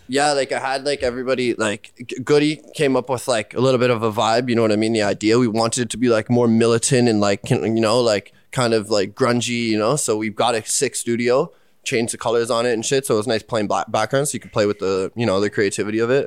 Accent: Pickering, Ontario, Canada; I grew up in Pickering. It's in the East End. Yeah, uh, like Durham region

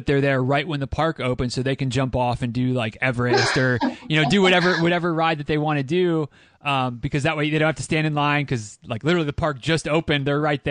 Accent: near Grand Rapids, Michigan, United States; moved away; that's kind of the closest major airport to my hometown

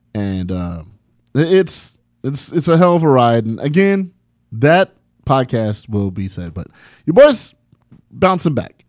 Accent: San Bernardino, California, United States; my childhood growing up in San Bernardino.

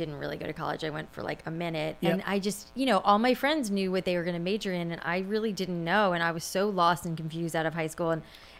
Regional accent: Florida, United States; South Florida. Mm-hmm. And my hair is naturally curly. So in South Florida, it was very frizzy.

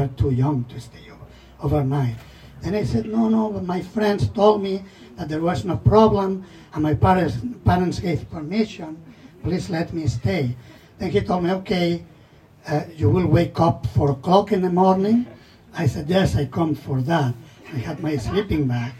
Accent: Mataró, Catalonia, Spain; moved away; I was living 30 kilometers from Barcelona. The place was named Mataró.

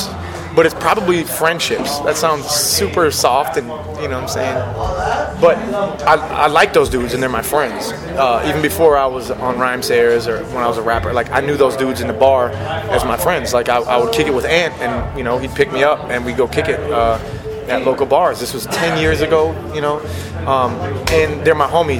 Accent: Minnesota, United States; I'm a Minnesotan

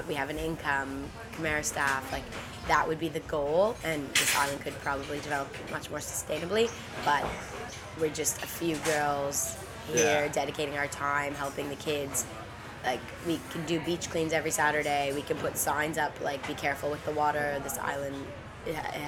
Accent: Toronto, Ontario, Canada; moved away as an adult; now in Koh Rong, Cambodia; in Toronto, my hometown

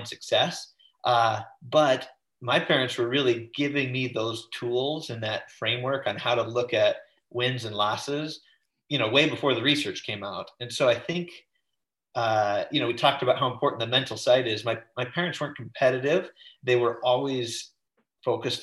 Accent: Oregon, United States; I grew up in Oregon, the middle division

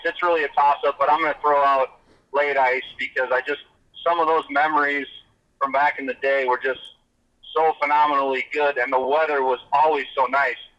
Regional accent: Minnesota, United States; my my home state

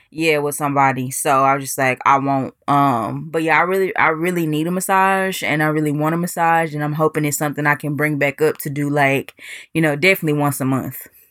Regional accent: Dallas, Texas, United States; moved away; my hometown of Dallas, Texas

